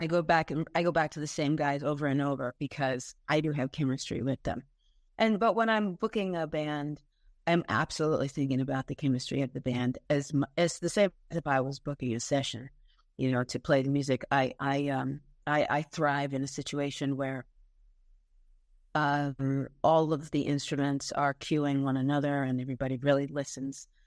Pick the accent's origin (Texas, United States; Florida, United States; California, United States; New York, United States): New York, United States; Long Island; I grew up on Long Island